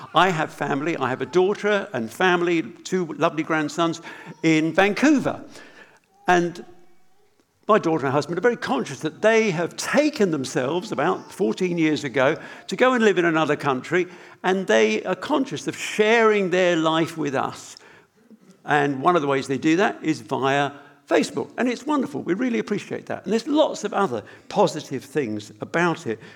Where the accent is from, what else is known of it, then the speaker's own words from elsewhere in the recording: United Kingdom; we're British